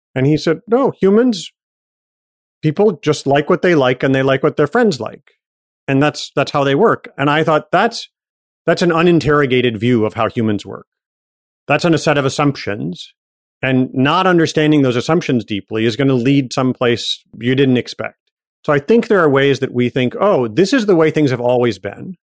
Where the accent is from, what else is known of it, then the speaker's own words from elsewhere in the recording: Ann Arbor, Michigan, United States; also born or lived in Detroit area; I was born outside Detroit and grew up in Michigan